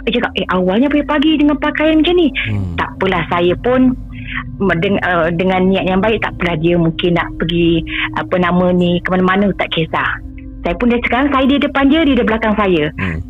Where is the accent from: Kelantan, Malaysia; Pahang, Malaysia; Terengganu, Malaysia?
Pahang, Malaysia; now in Kuala Lumpur, Malaysia; Saya asal dari dari Pahang